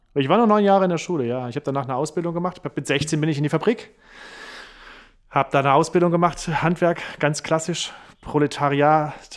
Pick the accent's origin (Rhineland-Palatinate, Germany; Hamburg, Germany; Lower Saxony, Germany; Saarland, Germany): Saarland, Germany; Rilchingen-Hanweiler; moved away as an adult; also born or lived in Saarbrücken / Berlin; now in Heidelberg, Germany; Aufgewachsen in Rilchingen-Hanweiler, geboren in Saarbrücken, dann lange Zeit in Saarbrücken